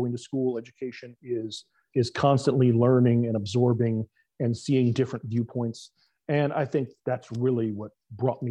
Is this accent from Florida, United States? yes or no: yes; South Florida, United States; I grew up in South Florida. I still reside in Florida.